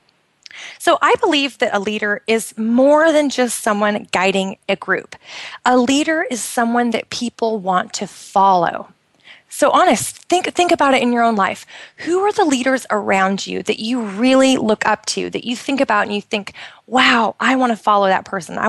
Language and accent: English; United States; moved away as an adult; now in Bahrain; I'm originally from the United States, and we've been over here for a couple of years